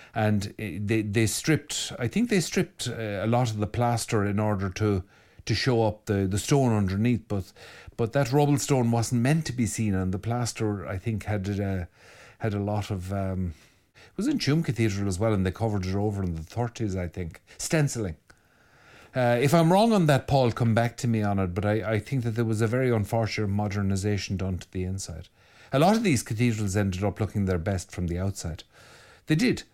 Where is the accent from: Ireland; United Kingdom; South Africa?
Ireland; Mayo, Connacht; I'm from Mayo